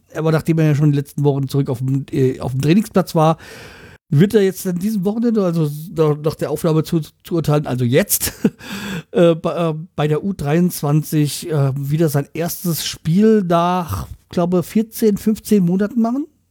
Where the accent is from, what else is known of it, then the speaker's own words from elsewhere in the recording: Hanau, Hesse, Germany; aus meiner Heimatstadt, Hanau